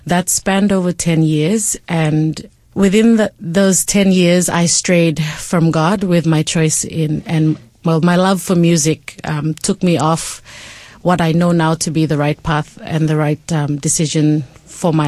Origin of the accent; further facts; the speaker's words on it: Port Moresby, National Capital District, Papua New Guinea; I was raised in Papua New Guinea, in Port Moresby is where I spent most of my life.